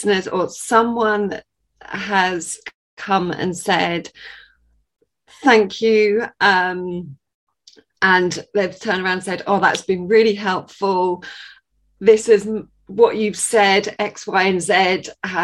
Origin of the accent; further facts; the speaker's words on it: Sussex, South East England, United Kingdom; I am from Sussex in England.